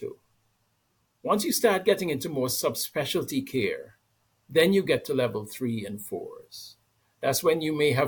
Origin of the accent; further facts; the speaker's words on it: Antigua & Barbuda; moved away; I'm from Antigua, a small island in the Caribbean